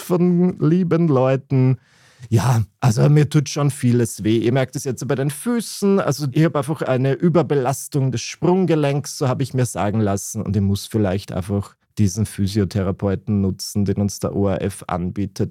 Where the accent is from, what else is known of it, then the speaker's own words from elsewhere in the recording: Burgenland, Austria; bei uns im Burgenland hat das niemand gemacht, zumindest in meiner Klasse an meiner katholischen Privatschule